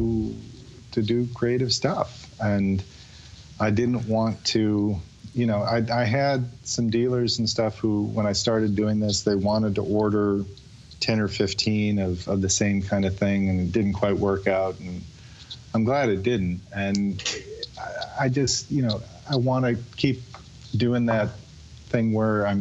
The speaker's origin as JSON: {"language": "English", "town": "Chicago", "region": "Illinois", "country": "United States", "tie": "born or raised there", "moved": "yes", "lives_now": "Winston-Salem, United States", "said": "I grew up in Chicago, south side of Chicago."}